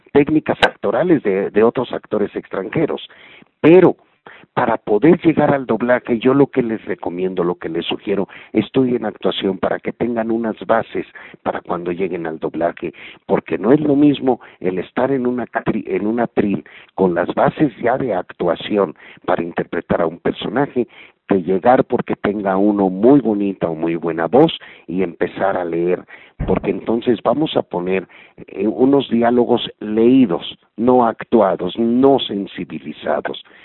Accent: Mexico; En México, en mi país

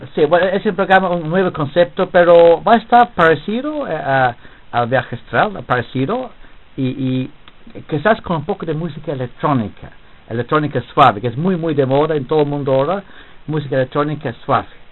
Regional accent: England, United Kingdom; Spanish is a second language; moved away as an adult; also born or lived in Switzerland / Lesotho; now in Peru; yo era profesor de este curso en mi país, en Inglaterra

